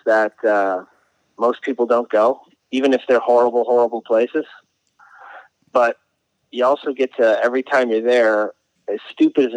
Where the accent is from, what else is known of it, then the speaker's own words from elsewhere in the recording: Northeast, United States; I'm from the Northeast